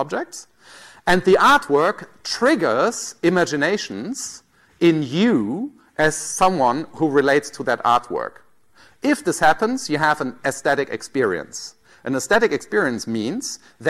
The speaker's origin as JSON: {"language": "English", "country": "Germany", "accent": "German", "said": "I might think of myself as German in some way. People tell me I'm German, right? I mean, it's in my passport, and then there might be other features that make me German, right? My accent"}